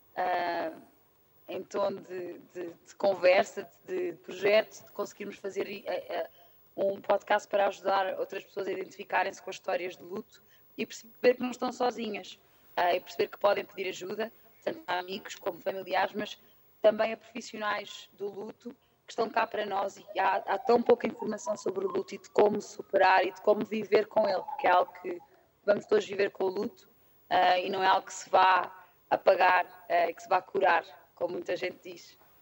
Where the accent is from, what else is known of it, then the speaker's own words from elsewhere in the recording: Lisbon, Portugal; moved away as an adult; also born or lived in London; tenho 29 anos e sou de Lisboa.